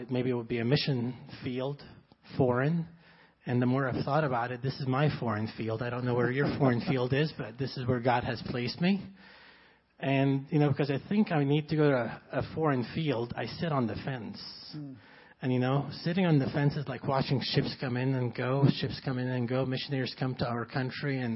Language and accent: English; Egypt; English is a second language; now in United States; I grew up in Egypt